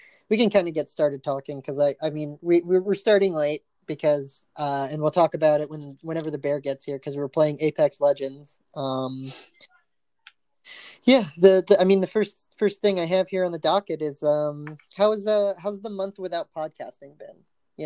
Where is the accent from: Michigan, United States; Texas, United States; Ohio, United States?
Texas, United States; as a Texan